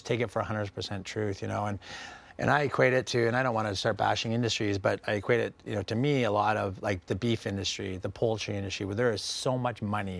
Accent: West Coast, Canada; now in San Diego, United States; I grew up on the West Coast of Canada.

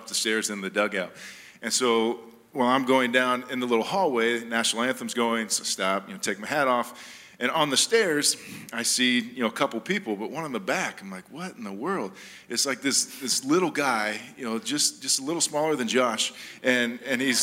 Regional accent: Jamaica; moved away; I was born in Jamaica, so I am Jamaican

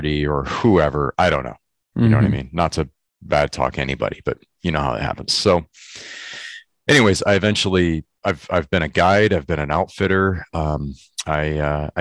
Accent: Michigan, United States; moved away as an adult; now in California, United States; I grew up in Michigan. I live in California now, but I grew up in Michigan for 20 some years.

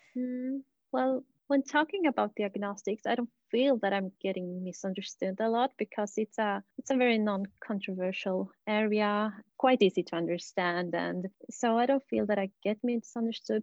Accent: Bolivia; moved away; I'm from Bolivia originally

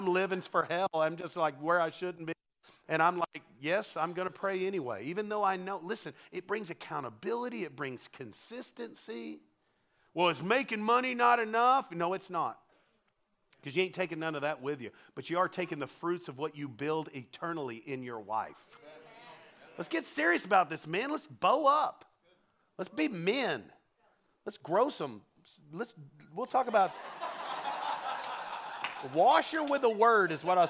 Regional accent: Arkansas, United States; We're from Arkansas. We're 49th in the education system

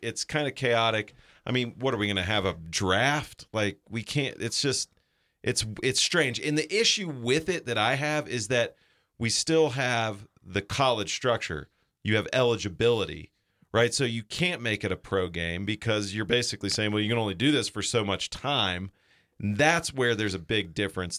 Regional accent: Chattanooga, Tennessee, United States; also born or lived in North Georgia; I grew up there and I grew up going to Mox games

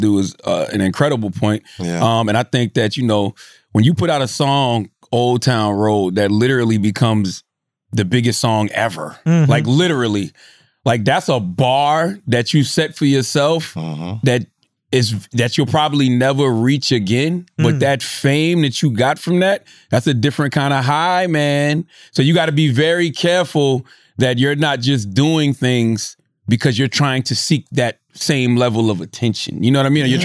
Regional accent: South Carolina, United States; I'm from the Bible Belt, bro. I'm from South Carolina

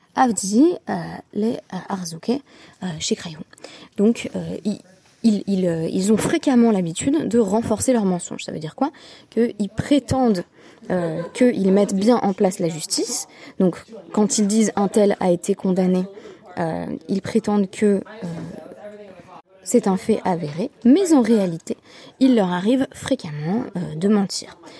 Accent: France; on, on est français

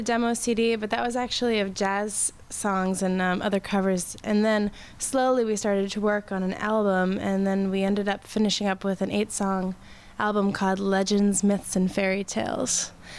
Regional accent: Sharon, Massachusetts, United States; moved away as an adult; also born or lived in Jamaica Plain, Boston; both of us are from south of Boston. I'm from Sharon, Massachusetts

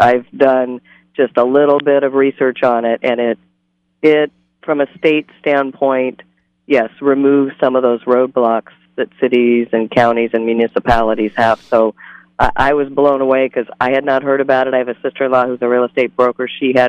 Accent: Santa Barbara, California, United States; I come from Santa Barbara. I lived there for 20 years

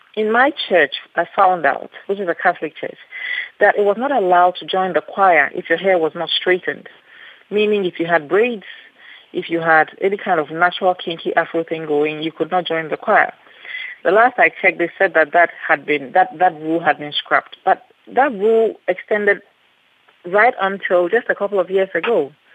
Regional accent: Ghana; I am Ghanaian

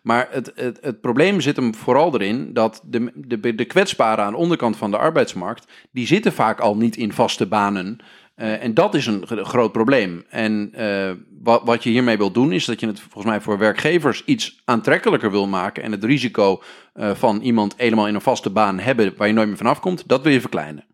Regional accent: northern Netherlands, Netherlands; wij komen allemaal uit Noord-Nederland.

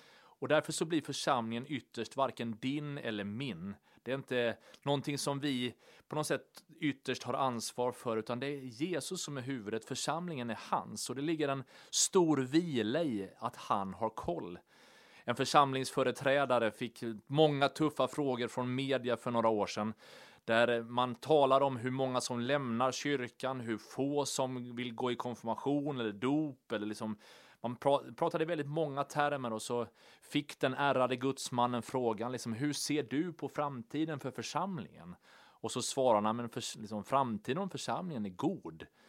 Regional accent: Sweden; vi läser ofta Bibeln och liksom tolkar den med våra svenska glasögon

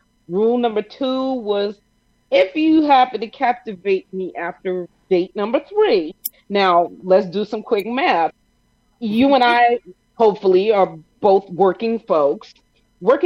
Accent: New York, United States; I'm a New Yorker

